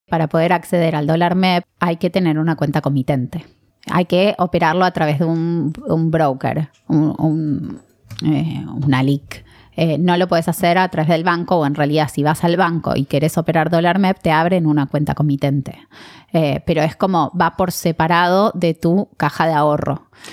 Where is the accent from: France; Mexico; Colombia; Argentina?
Argentina; nosotros como argentinos